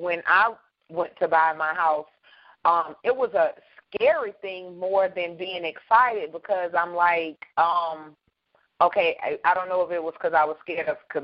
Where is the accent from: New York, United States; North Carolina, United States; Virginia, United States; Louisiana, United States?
Louisiana, United States; Baton Rouge; moved away; my hometown, Baton Rouge, Louisiana